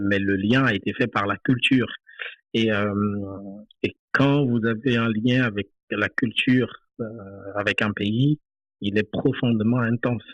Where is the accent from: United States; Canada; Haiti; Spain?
Haiti; Limbé, Nord; moved away as an adult; now in France; j'ai quitté Haïti en 2017, c'est tout récemment. Donc, je, suis né, j'ai grandi là-bas